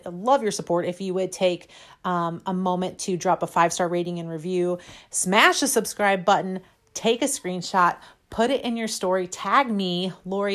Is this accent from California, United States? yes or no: no; St. Louis, Missouri, United States; we grew up here in St. Louis, and I'm still here